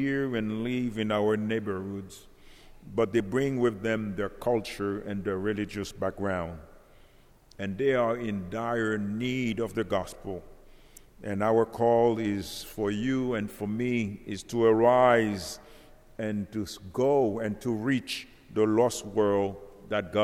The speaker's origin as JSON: {"language": "English", "country": "Haiti", "moved": "yes", "lives_now": "Central Florida, United States", "said": "I came from Haiti"}